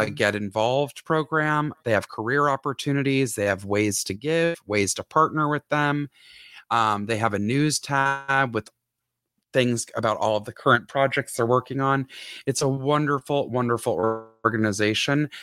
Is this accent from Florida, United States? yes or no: no; Atlanta, Georgia, United States; this whole mm-hmm. area is in my hometown